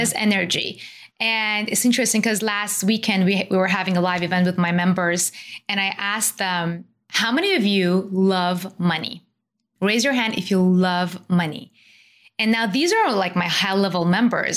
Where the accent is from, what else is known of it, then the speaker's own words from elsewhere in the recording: Iran; I was born and raised in Iran